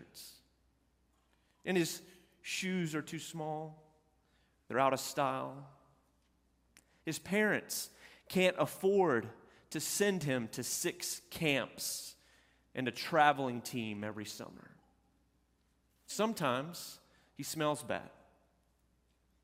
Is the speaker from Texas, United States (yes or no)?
yes; Olton, Texas, United States; also born or lived in Panhandle, Texas; a small town like where I grew up in Olton, Texas, and in Panhandle, Texas